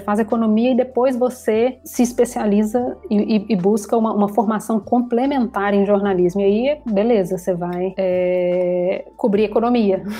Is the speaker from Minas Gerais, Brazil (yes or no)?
yes; Contagem, Minas Gerais, Brazil; moved away as an adult; also born or lived in Belo Horizonte; now in Rio de Janeiro, Brazil; eu nasci em Contagem, na região metropolitana de Belo Horizonte. Uhum. Passei ali minha infância, minha juventude e agora já tem pouco mais de 10 anos no Rio de Janeiro